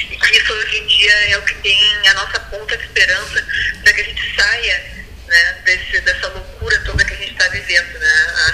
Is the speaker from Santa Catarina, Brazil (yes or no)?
yes; Blumenau, Santa Catarina, Brazil; born there; now in Rio Grande, Brazil; E, mas eu sou, eu nasci em Blumenau, Santa Catarina, né? mas eu resido em Rio Grande há mais de 25 anos